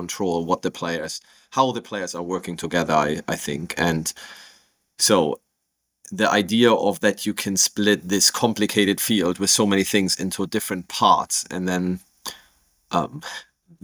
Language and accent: English; Germany; moved away as an adult; now in Richmond, United States; I'm originally from Germany, but came over, I guess like many soccer coaches in America, playing in college when I was, you know, 23, 24